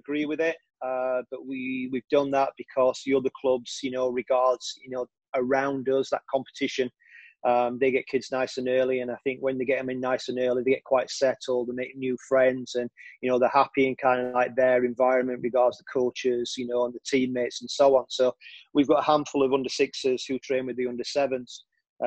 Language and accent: English; Sheffield, Yorkshire and the Humber, United Kingdom; moved away as an adult; now in Leeds, United Kingdom; I was brought up in Sheffield, but I've been living in Leeds for the last 12 years